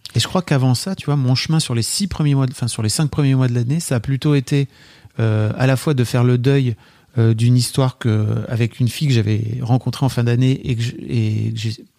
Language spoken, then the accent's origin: French; Paris, Île-de-France, France; on est parisien